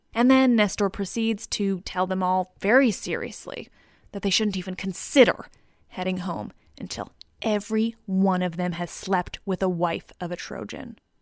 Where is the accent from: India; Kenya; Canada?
Canada; I'm Canadian